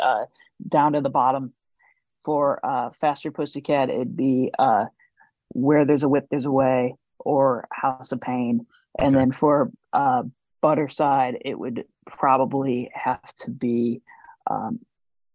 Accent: St. Louis, Missouri, United States; moved away; growing up in St. Louis as a kid

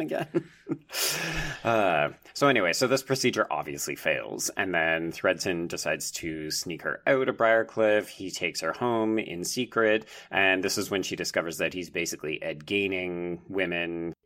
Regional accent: Canada; I'm a Canadian

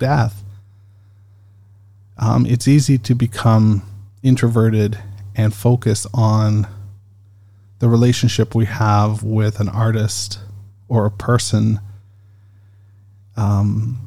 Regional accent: Canada; I'm Canadian

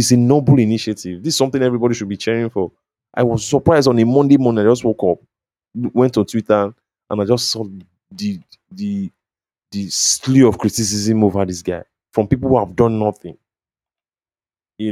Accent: Delta, Nigeria; I grew up in Delta State

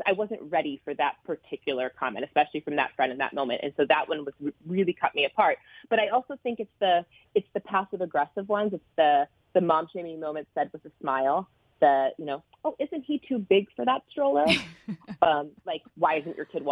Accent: Midwest, United States; we grew up in the Midwest

